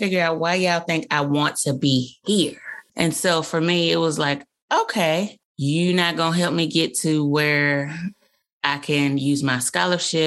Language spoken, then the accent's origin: English; Birmingham, Alabama, United States; moved away as an adult; I grew up in Birmingham, Alabama